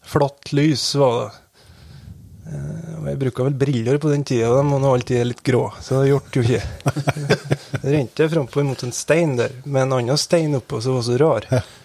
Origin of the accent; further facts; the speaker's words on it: Velfjord, Nordland, Norway; jeg vokste opp i Vassbøg, det som er en sånn sidevei av ja, sideveien